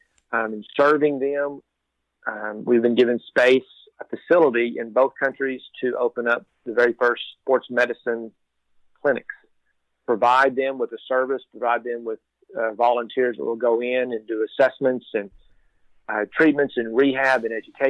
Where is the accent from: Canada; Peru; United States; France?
United States; Texas; I am born and raised in Texas